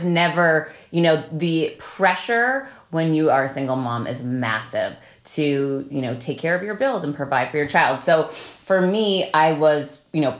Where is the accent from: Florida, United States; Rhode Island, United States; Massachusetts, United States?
Massachusetts, United States; Worcester; we grew up together in Worcester, Mass